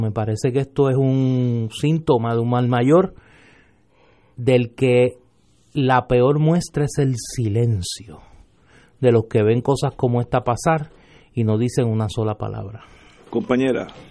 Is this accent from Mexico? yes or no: no; Puerto Rico